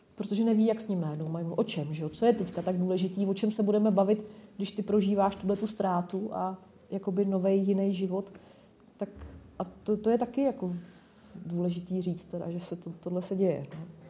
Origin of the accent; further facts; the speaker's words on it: Nymburk, Central Bohemian Region, Czechia; now in Brno, Czech Republic; já pocházím z Nymburka